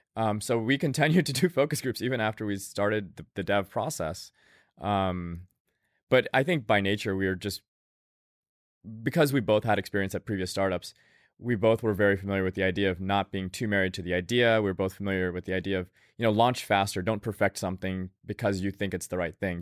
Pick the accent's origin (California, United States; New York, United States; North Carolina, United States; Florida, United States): Florida, United States; Tallahassee; I grew up in Tallahassee, Florida